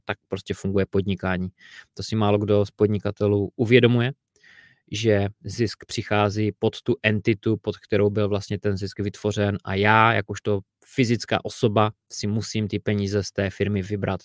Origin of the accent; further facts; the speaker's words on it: Czechia; u nás v Čechách